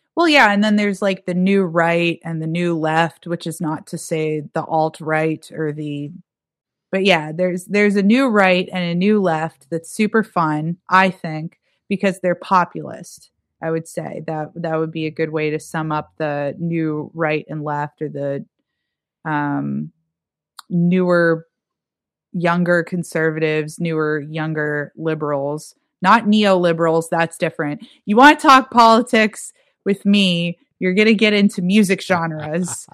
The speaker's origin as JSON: {"language": "English", "town": "Erie", "region": "Pennsylvania", "country": "United States", "tie": "born or raised there", "moved": "yes", "said": "my hometown, Erie, Pennsylvania"}